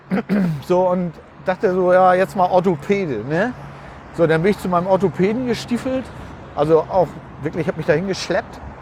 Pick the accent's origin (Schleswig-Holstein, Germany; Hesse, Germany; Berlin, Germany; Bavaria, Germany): Schleswig-Holstein, Germany; Uetersen; also born or lived in Pinneberg; ich bin in Pinneberg geboren, aber da habe ich gar nicht, ähm, da bin ich gar nicht groß geworden. Ich bin tatsächlich in Uetersen groß geworden.